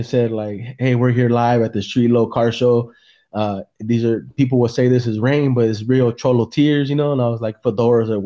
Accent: San Jose, California, United States; now in Salinas, United States; I'm originally from San Jose

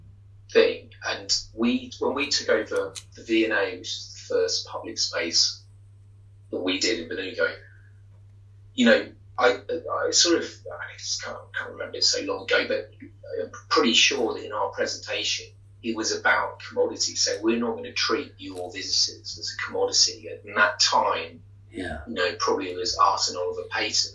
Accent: London, United Kingdom; I'm a Londoner. I live in London. So you know, this is my home.

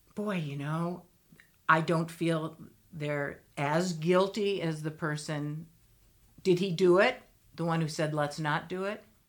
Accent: Vermont, United States; also born or lived in Colorado; I'm from Vermont where it can be gray

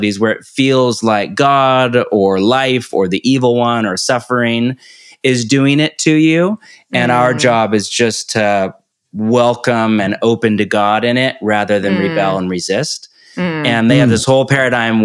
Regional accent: California, United States; moved away as an adult; also born or lived in Portland, Oregon; now in Topanga Canyon, United States; born and raised in California

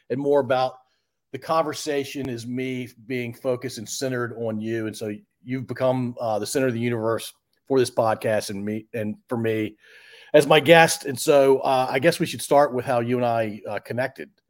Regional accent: Chicago, Illinois, United States; Well, I'm from Chicagoland. I've been here since 1983.

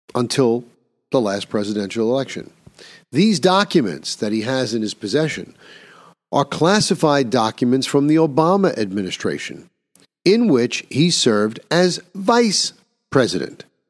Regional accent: New York, United States; In my own home state of New York

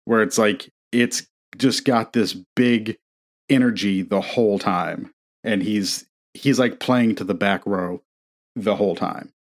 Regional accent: Indiana, United States; growing up in Indiana, we had an, a big fireplace

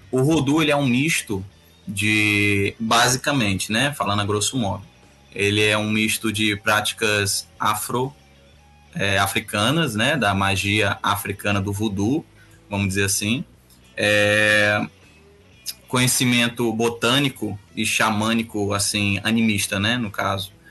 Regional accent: Rio de Janeiro, Brazil; now in Fortaleza, Brazil; E mas cresci no Rio de Janeiro. Comecei minhas magias no Rio de Janeiro, na adolescência lá no Rio.

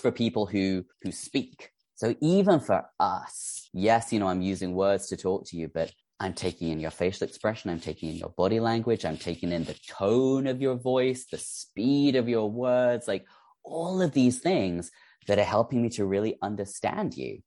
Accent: England, United Kingdom; we call it Z because we are English

